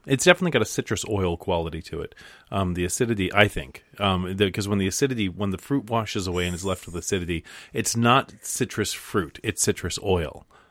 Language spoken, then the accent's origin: English; Alaska, United States; moved away; when I was growing up in Alaska, I used to walk from the bus stop to my house